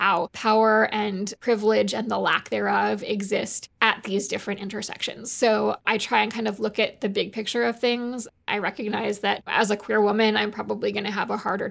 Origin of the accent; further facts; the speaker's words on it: Massachusetts, United States; My hometown is pretty positive about it. I would say that's probably the only place I've been in my life where it's been more positive. I'm from Massachusetts